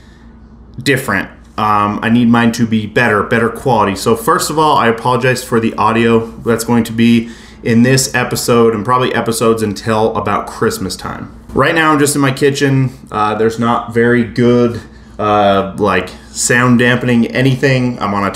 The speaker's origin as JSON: {"language": "English", "town": "Salt Lake City", "region": "Utah", "country": "United States", "said": "I'm from Salt Lake City, Utah"}